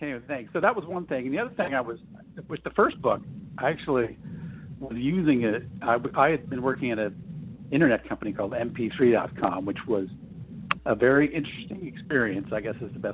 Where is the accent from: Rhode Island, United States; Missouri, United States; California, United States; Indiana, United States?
California, United States; San Diego; also born or lived in Los Angeles; I was born in San Diego. I've lived here I've been 5 years in LA. That's the only time I haven't been here, basically